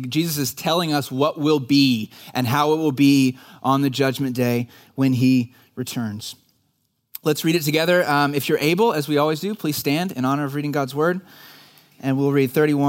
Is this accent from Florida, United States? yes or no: no; Dallas, Texas, United States; I grew up in the Dallas area and I was a church kid.